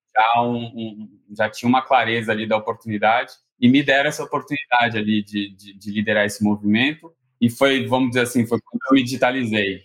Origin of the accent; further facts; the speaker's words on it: São Paulo, Brazil; also born or lived in Rio de Janeiro; Eu sou, né, carioca, apesar de não, não parecer. Sou criado aqui no, em São Paulo